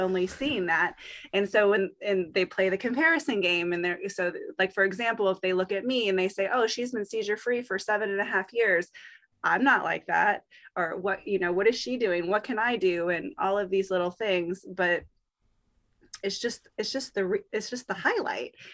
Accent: Virginia, United States; my hometown in Virginia

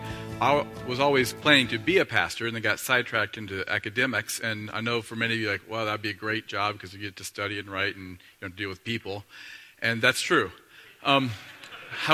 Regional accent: Northeast Ohio, United States; I grew up in Northeast Ohio

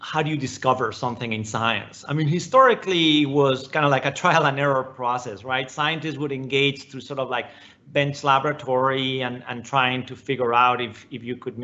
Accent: Spain; moved away as an adult; now in United States; I came to the United States, for college and for grad school. I grew up in Spain

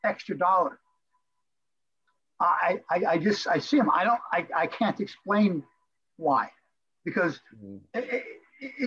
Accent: Florida, United States; moved away as an adult; also born or lived in Crown Point, Indiana; I'm a Florida boy. I grew up in Florida

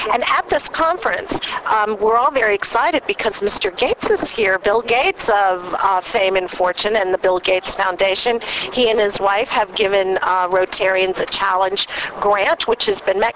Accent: Cambridge, Ontario, Canada; I'm from Cambridge, Ontario, Canada.

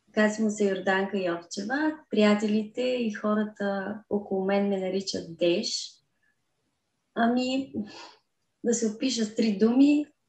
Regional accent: Kazanlak, Stara Zagora Province, Bulgaria; now in Stara Zagora, Bulgaria; По принцип съм родена в град Казанлък, но от 14 годишна живея в Стара Загора.

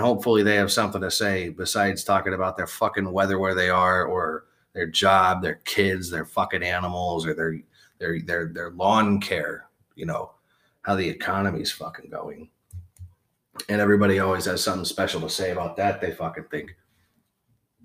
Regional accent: Wichita, Kansas, United States; also born or lived in Las Vegas, Nevada; This is out of Wichita, Kansas. This is where I was born and raised. I grew up in Vegas

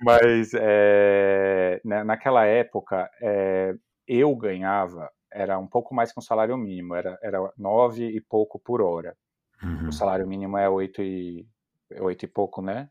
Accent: São Paulo, Brazil; moved away as an adult; now in Germany; eu sou de São Paulo

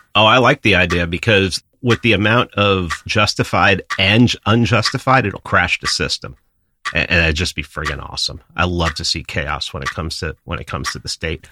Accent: New York City, New York, United States; I grew up in New York City

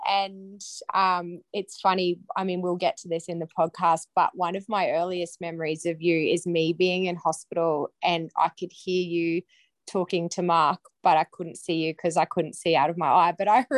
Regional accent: Mackay, Queensland, Australia; I am 32 years old. I'm born and bred in Mackay. I'm married to Mark. We have three little boys. We live on a property out of town on 10 acres.

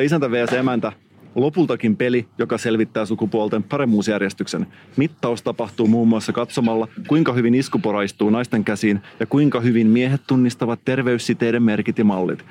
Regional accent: Salo, Southwest Finland, Finland; mä oon kotoisin Salosta

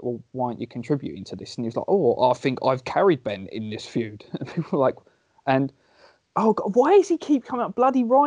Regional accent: England, United Kingdom; As any Englishman would

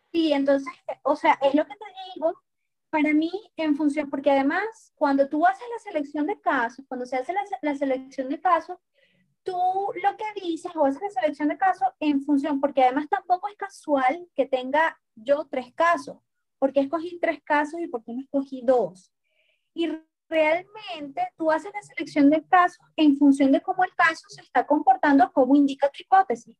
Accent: Venezuela; como venezolanos y como integrantes eh, de Sudamérica

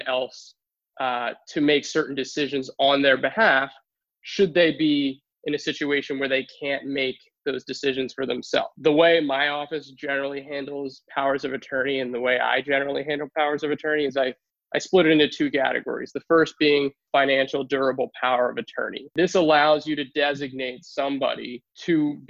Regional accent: Newtown, Pennsylvania, United States; also born or lived in Philadelphia, Pennsylvania; I made my way back out here to Newtown, to my hometown

